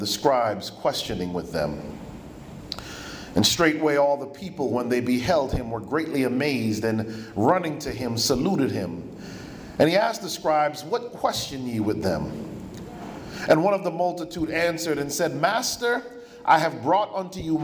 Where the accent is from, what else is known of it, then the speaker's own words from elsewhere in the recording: United States; My parents are from the island of Jamaica. I was born in the States